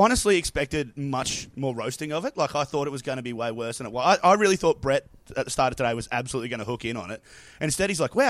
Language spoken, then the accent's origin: English; Sydney, New South Wales, Australia; now in Queensland, Australia; And I've lived in Sydney. I was born in Sydney.